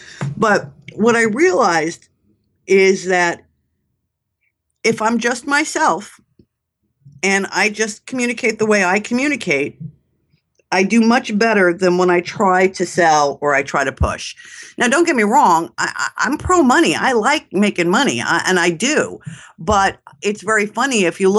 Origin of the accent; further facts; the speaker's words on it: New York, United States; I mean, if you can't tell from my accent, I'm a New Yorker.